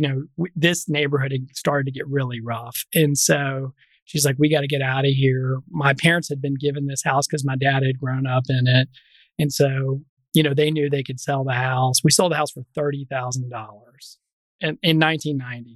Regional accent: Memphis, Tennessee, United States; I'm a native of Memphis. I did not grow up on the right side of tracks in Memphis. So I grew up in North Memphis

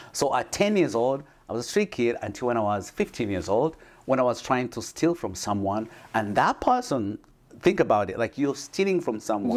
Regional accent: Uganda; moved away; I come from Uganda. I was born in a small village.

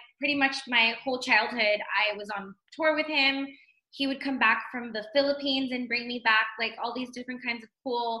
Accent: Pasadena, California, United States; also born or lived in Montebello, California; now in Henderson, United States; I'm from Pasadena, California. So born and raised, I was born in Montebello and then raised in Pasadena, South Pasadena.

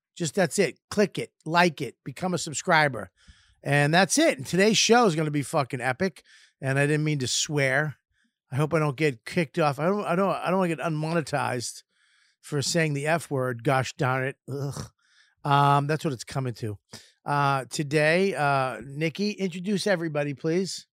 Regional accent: Boston, Massachusetts, United States; also born or lived in Lynn, Massachusetts; I grew up in Boston in the city

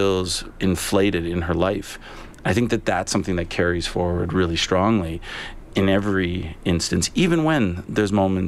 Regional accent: Canada; but as a Canadian, I didn't know an awful lot about it.

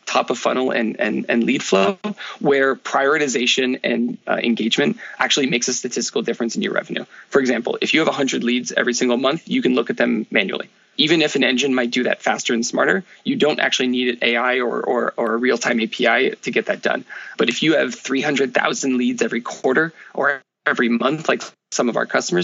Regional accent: Menlo Park, California, United States; moved away as an adult; also born or lived in France / Paris; I grew up in the Bay Area in Menlo Park

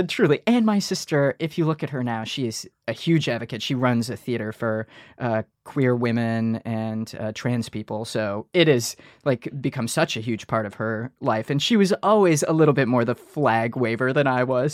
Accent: Detroit, Michigan, United States; moved away; we're from Detroit, Michigan

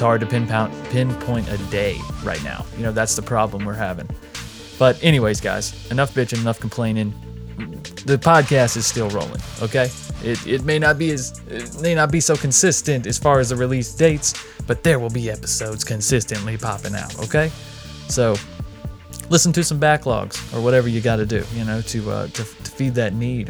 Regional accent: North Carolina, United States; moved away as an adult; also born or lived in Las Vegas; I'm from North Carolina. I'd moved and lived in Las Vegas for a while. If you don't know, I've moved back to North Carolina

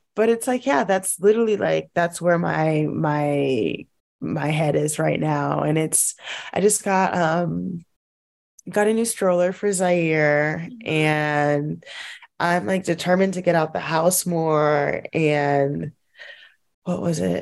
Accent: Los Angeles, California, United States; moved away; I'm from

